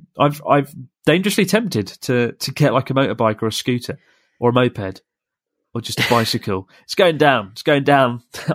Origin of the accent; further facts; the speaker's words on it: Netherlands; Hi, Pete and Chris. … I'm from the Netherlands.